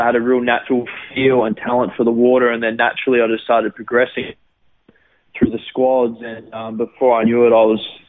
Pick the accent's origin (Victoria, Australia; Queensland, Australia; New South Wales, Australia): Queensland, Australia; Gold Coast; also born or lived in Sydney, Australia; it was great growing up there. I lived there for about 6 months and then moved to the Gold Coast, and I've lived on the Gold Coast ever since.